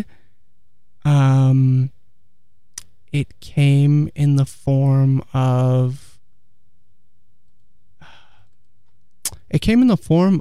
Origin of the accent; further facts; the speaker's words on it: Palo Alto, California, United States; also born or lived in Santa Cruz; I grew up in Palo Alto, and I lived here for most of my life